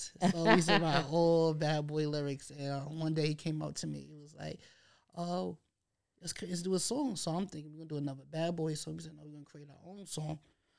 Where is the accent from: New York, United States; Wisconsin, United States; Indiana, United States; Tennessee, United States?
New York, United States; New York City; I'm an artist from Harlem.